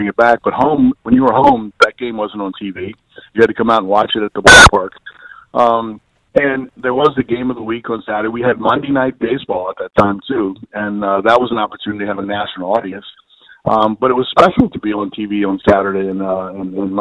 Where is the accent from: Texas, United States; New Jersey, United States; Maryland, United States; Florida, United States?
Maryland, United States; Baltimore; I played in Baltimore. It was my hometown.